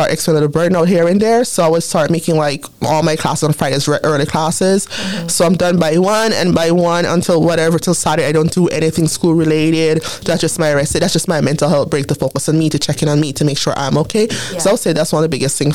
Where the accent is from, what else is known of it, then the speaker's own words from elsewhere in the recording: Jamaica; accent: Jamaican; now in Canada; I've been here for 22 years, but my Jamaican accent sometimes comes out.